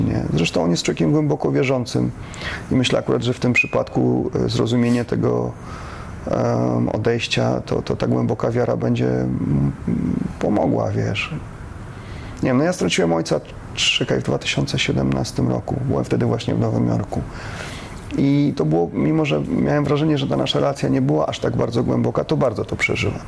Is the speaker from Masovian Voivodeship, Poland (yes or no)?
yes; Warsaw, Masovian Voivodeship, Poland; also born or lived in Wodzisław Śląski / Olza, Silesia; ja w wieku trzech lat się prze, przeniosłem z rodzicami do Warszawy i całe życie e, mieszkałem w Warszawie